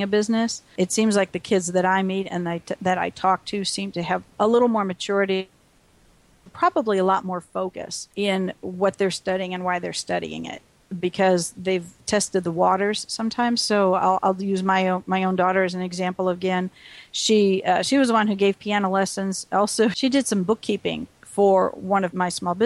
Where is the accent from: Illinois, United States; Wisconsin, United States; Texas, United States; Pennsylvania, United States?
Wisconsin, United States; We grew up in Wisconsin.